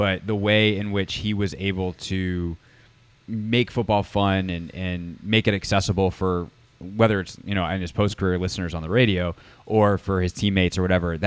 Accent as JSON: {"language": "English", "town": "Greenville", "region": "South Carolina", "country": "United States", "tie": "born or raised there", "said": "growing up in Greenville, South Carolina"}